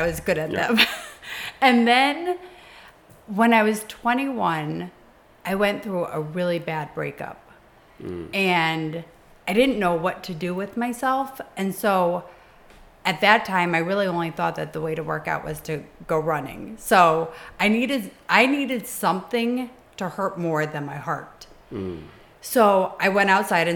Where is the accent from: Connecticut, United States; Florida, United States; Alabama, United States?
Connecticut, United States; moved away as an adult; now in New York, United States; I actually grew up in Connecticut. I've been in New York for 18 years, and I grew up in Connecticut